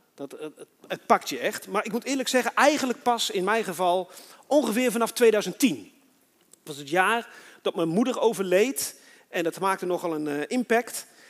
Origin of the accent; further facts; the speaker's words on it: Netherlands; also born or lived in Switzerland; toen ik in Nederland kwam, ben ik met Marokkanen opgegroeid